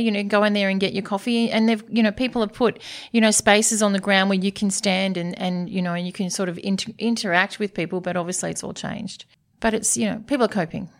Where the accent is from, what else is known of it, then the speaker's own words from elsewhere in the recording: Sydney, New South Wales, Australia; Born and bred in Coogee